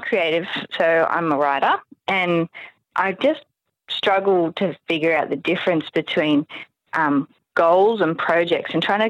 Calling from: Sydney, New South Wales, Australia; I'm calling from Sydney, Australia, yes.

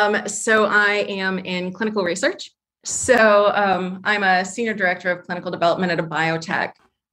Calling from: Columbus, Ohio, United States; I am calling from just outside of Columbus, Ohio.

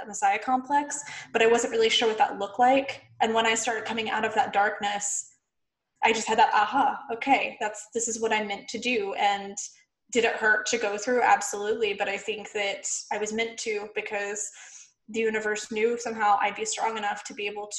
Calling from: Phoenix, Arizona, United States; I am in Phoenix, Arizona in the U.S.

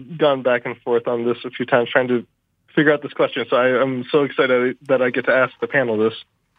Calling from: Washington, District of Columbia, United States; Actually, I'm calling from the most appropriate place, Washington, D.C.

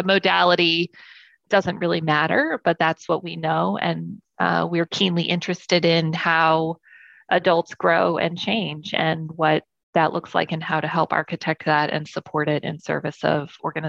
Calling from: Charlotte, North Carolina, United States; I am in Charlotte, North Carolina in the United States.

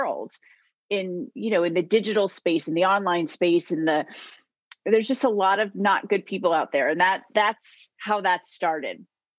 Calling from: Virginia, United States; I am in Virginia, right outside of Washington, D.C.

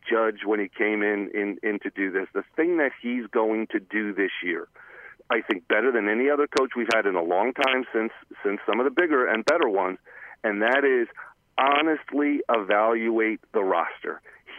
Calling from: Cranford, New Jersey, United States; from Cranford, guys.

